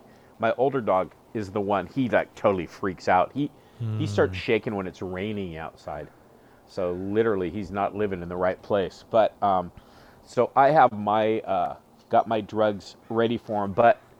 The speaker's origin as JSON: {"language": "English", "region": "California", "country": "United States", "tie": "born or raised there", "said": "Back when I was a kid, growing up in California, I must have been 9 or 10"}